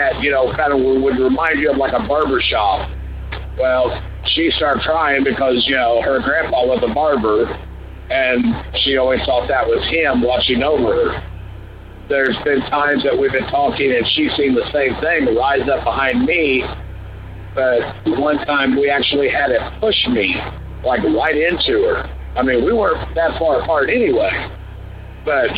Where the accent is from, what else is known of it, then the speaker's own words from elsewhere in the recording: southern Indiana, United States; We're from Indiana, southern Indiana